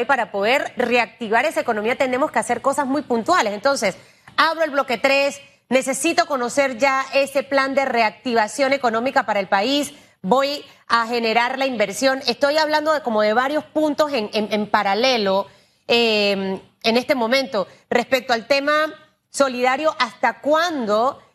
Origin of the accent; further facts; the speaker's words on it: Panama; como panameña y como periodista